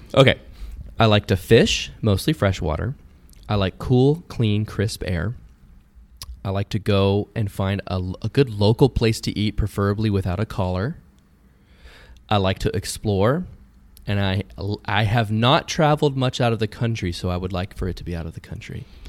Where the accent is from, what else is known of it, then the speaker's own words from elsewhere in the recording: California, United States; I was from California